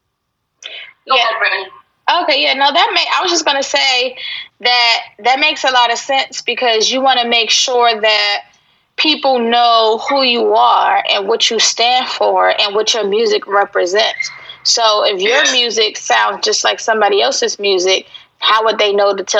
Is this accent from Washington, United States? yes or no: no; Virginia, United States; I'm Virginia. I'm East Coast